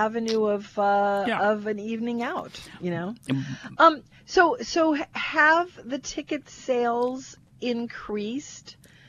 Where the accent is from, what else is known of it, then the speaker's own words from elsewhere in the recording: Kenner, Louisiana, United States; I'm from Kenna.